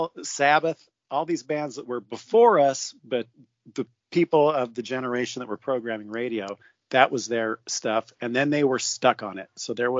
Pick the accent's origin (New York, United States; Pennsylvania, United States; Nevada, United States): Nevada, United States; Winnemucca; moved away; also born or lived in Seattle; growing up in Winnemucca